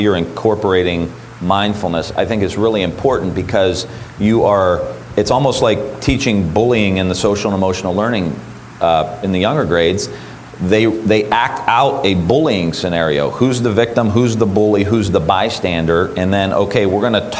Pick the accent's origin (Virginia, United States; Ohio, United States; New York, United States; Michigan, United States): Ohio, United States; Niles; That's my hometown.